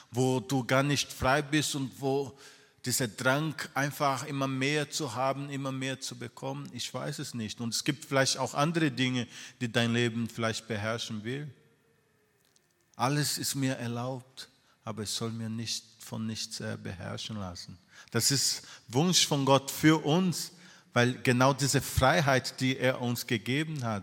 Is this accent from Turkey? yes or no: no; Brazil; moved away; Ich bin äh, in Brasilien äh, groß geworden